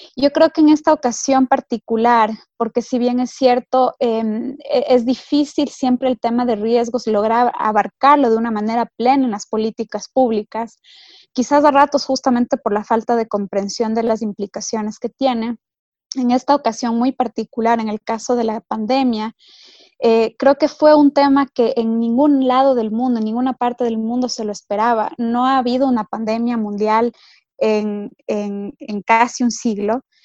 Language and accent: Spanish; Ecuador; como ecuatoriana